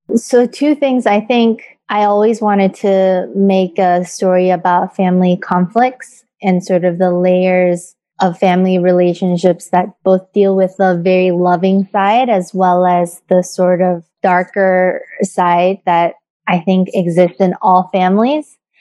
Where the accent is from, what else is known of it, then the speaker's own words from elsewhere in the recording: South Korea; I grew up in Korea.